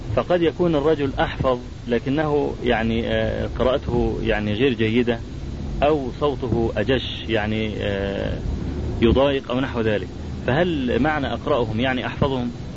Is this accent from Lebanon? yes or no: no; Egypt; عندنا في مصر